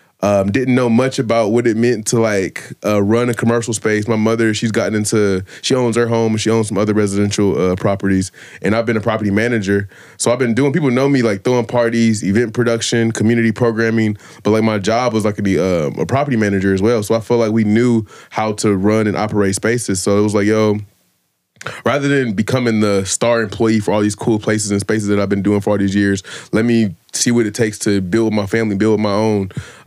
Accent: Columbus, Ohio, United States; moved away; also born or lived in Oakland, California; I grew up on the South Side

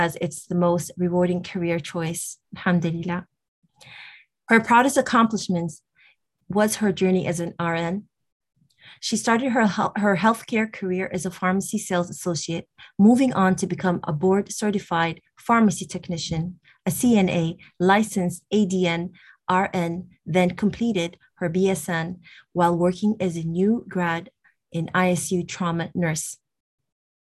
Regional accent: Toronto, Ontario, Canada; I'm from Toronto, Canada

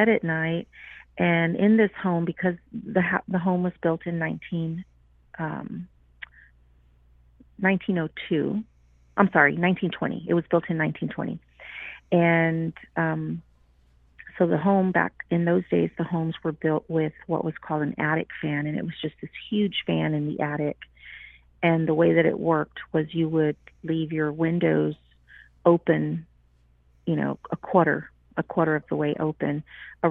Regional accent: Houston, Texas, United States; I grew up in Houston

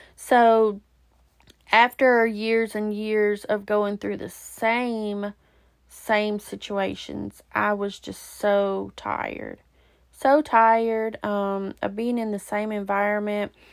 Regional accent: Alabama, United States; moved away; also born or lived in Georgia; it was actually in Alabama, which is my home state

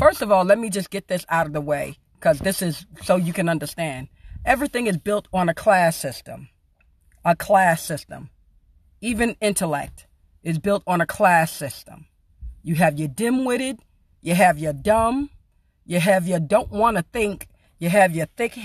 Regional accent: New York City, New York, United States; now in Arizona, United States; Originally born and raised South Jamaica, Queens, New York City

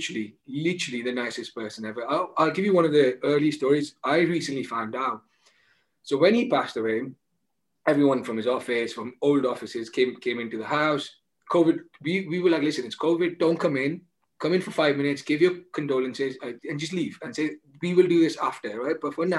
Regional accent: India; being Indian, I understand the impact it has on your life, right?

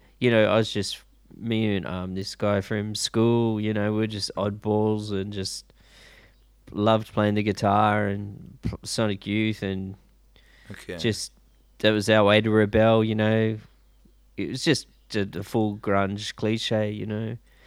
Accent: Sydney, New South Wales, Australia; Yeah, I grew up in Sydney, in the western suburbs.

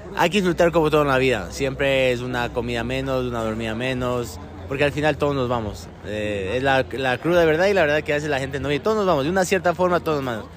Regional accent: Ecuador; moved away; also born or lived in Argentina / Middle East; Soy muy ecuatoriano, me, encanta mi país

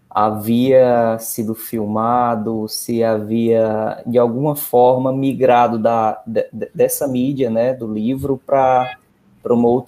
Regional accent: Northeast Region, Brazil; nós que somos do interior

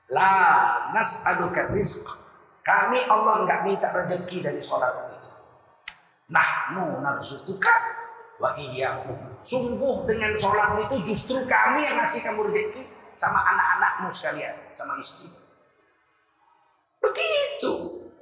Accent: Sumatra, Indonesia; Kita orang Sumatera, orang Kalimantan terjadi krisis moneter 98 malah tambah kaya kita.

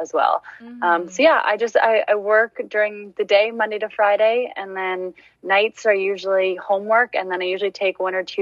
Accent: Seaforth, Ontario, Canada; now in Exeter, Canada; I'm from Seaforth, Ontario, just a small town in Huron County. But I currently live in Exeter, Ontario

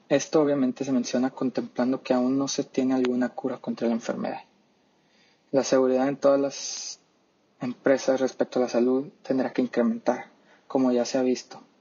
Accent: Mexico; Y bueno, viéndolo como mexicano, yo creo que aquí en México, especialmente por las ideas que tiene nuestro presidente

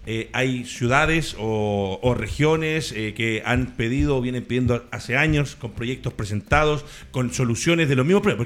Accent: Valdivia, Los Ríos, Chile; yo soy de Valdivia

